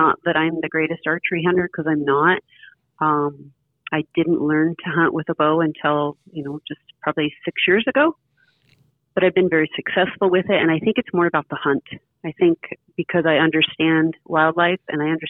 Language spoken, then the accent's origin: English; north of Elko, Nevada, United States; also born or lived in Antelope, Oregon; now in Oregon, United States; Just north of Elko, Nevada